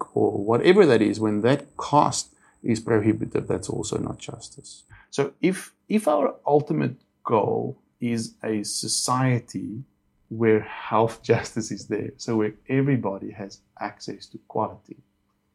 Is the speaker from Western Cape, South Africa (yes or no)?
yes; Cape Town, Western Cape, South Africa; I was born in Cape Town. I was actually born in Tigerberg Hospital, so I'm super local